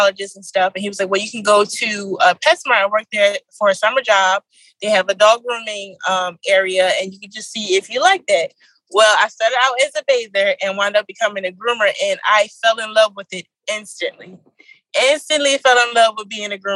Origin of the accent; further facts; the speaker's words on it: Philadelphia, Pennsylvania, United States; I'm from Philadelphia